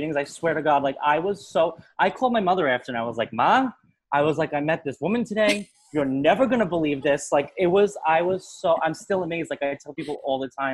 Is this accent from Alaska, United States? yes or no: no; New York, United States; I grew up in New York